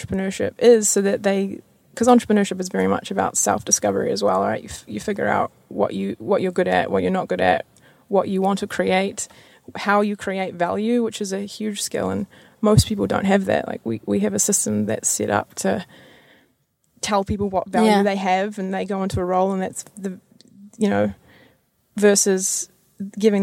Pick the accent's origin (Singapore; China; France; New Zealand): New Zealand; Kerikeri, Northland; moved away as an adult; now in Auckland, New Zealand; I'm originally from Kirikiri, which is 3 hours north